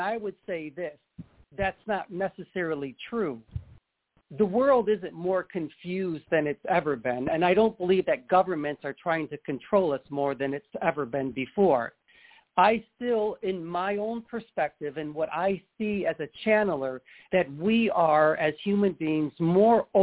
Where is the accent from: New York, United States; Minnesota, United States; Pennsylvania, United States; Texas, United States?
New York, United States; now in California, United States; I'm originally from New York